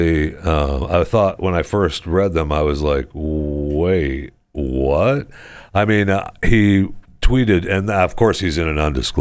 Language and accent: English; Saginaw, Michigan, United States; moved away; from Saginaw, son of Henry